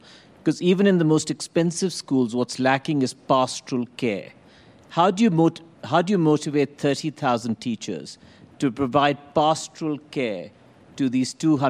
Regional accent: Zimbabwe; moved away; I'm from Africa, I'm from Zimbabwe.

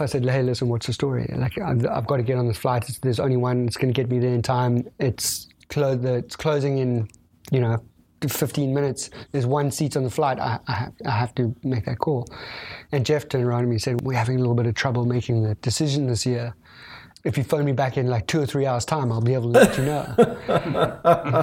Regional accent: South Africa; being South African

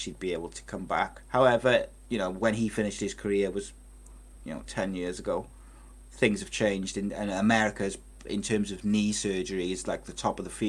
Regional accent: Wales, United Kingdom; I'm a Welshman

